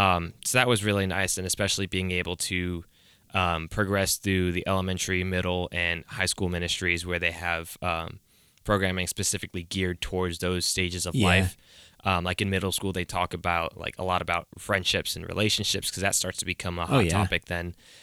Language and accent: English; Atlanta, Georgia, United States; I'm from the Atlanta area, so real convenient that we're talking about mega churches and church plants because Atlanta is like the hub of mega churches.